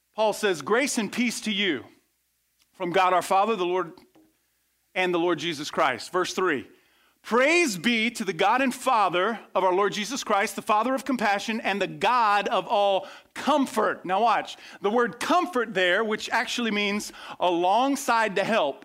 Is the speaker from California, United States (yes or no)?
no; west coast of Florida, United States; I grew up on the west coast of Florida.